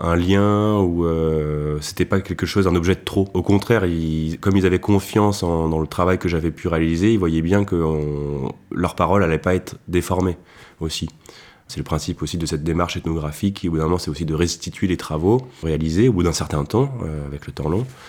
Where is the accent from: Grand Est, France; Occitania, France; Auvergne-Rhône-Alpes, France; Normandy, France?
Auvergne-Rhône-Alpes, France; Lantilly, near Beaujolais; j'ai grandi à Lantilly, un village qui est situé à deux pas du Beaujolais